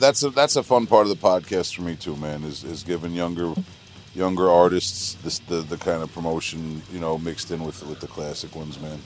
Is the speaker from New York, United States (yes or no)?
yes; Long Island, New York, United States; we're from Long Island